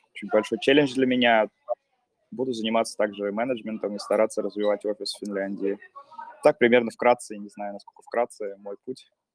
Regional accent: Pskov, Pskov Oblast, Russia; moved away as an adult; also born or lived in Saint Petersburg; now in Finland; сам из Пскова

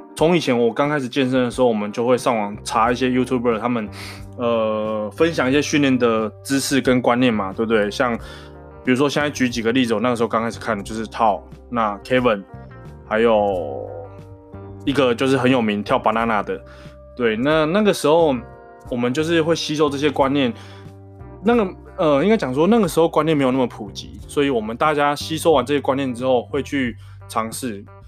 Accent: Taiwan; first language Taiwanese Hokkien; Chinese is a second language; 我从小时候就是跟我家人讲台语，我跟我阿公讲台语，跟我爸妈讲台语，跟我爸妈讲台语，跟我的兄弟姐妹，跟我弟也讲台语

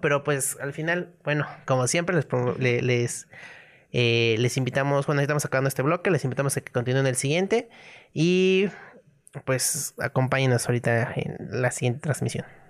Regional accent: Mexico

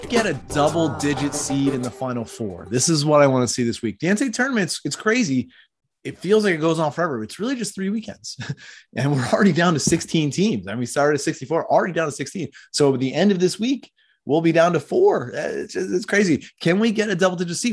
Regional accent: Philadelphia, Pennsylvania, United States; I grew up in Philadelphia

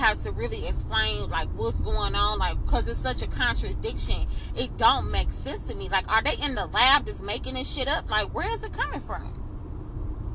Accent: Flint, Michigan, United States; I'm from Flint, I'm from Michigan

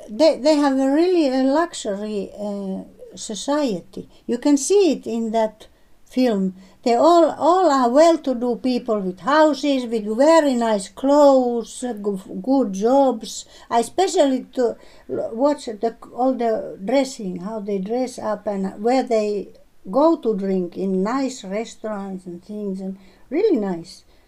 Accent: Finland

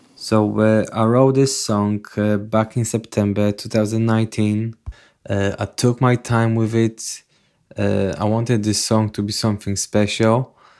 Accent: Poland; moved away; I'm originally from Poland

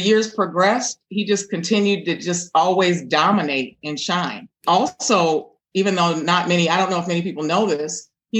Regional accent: Minneapolis, Minnesota, United States; also born or lived in Hopkins, Minnesota; Well, I'm a native Northsider. I grew up on the North Side with a very strong community, kind of involved family.

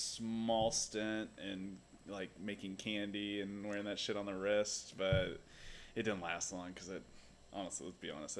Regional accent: Kansas City, Missouri, United States; Born and raised in Kansas City, moved around a lot, came back because I love it so much. It's very comfortable here.

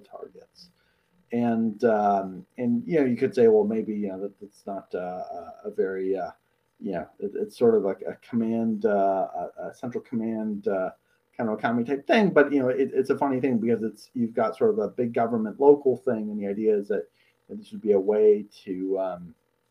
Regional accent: Toronto suburbs, Ontario, Canada; The home that I grew up in the Toronto suburbs, my parents bought when I was born nearly 34 years ago.

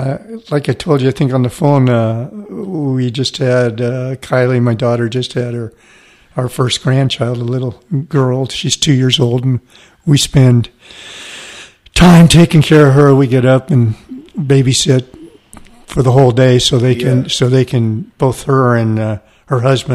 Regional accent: Salinas, California, United States; also born or lived in Woodland, California; I was pretty much raised in Salinas. I was born in Woodland, up in the Davis area.

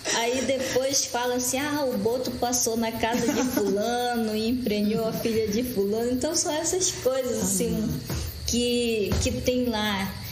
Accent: Maués, Amazonas, Brazil; Eu sou do município de Maués, Amazonas, que fica no Baixo Amazonas.

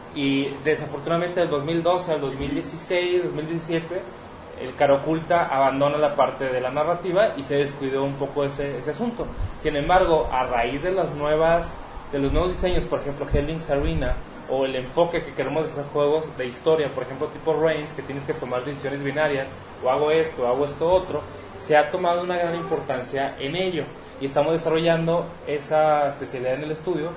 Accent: Mexico; como latinos, como como mexicanos

